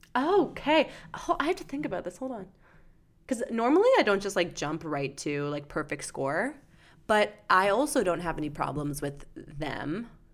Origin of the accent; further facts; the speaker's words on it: London, Ontario, Canada; my hometown of London, Ontario